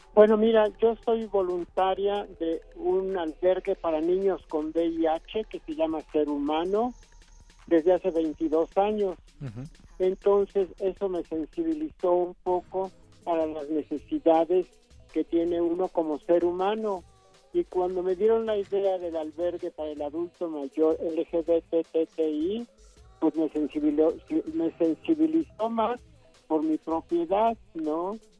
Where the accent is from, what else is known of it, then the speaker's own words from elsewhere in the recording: Mexico; somos mexicanos